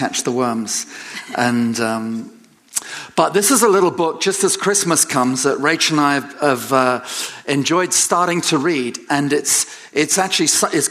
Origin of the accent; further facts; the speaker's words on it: England, United Kingdom; moved away; I'm an Englishman